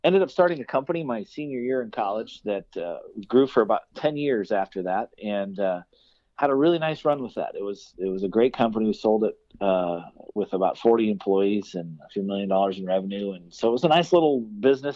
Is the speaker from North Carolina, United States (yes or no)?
no; northeastern South Dakota, United States; I grew up in South Dakota.